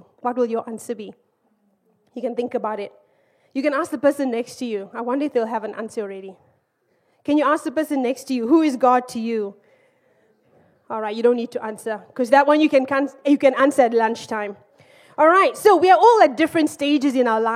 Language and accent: English; Zimbabwe; also born or lived in Malaysia; now in United Kingdom; I'm from Zimbabwe